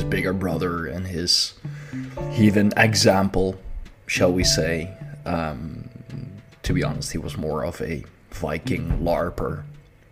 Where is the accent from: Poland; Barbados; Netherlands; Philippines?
Netherlands; I am from the Netherlands